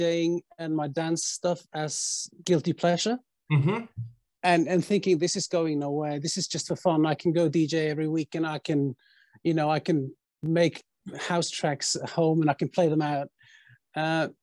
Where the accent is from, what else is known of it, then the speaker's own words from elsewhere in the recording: Bergen, Vestland, Norway; Bergen, where I grew up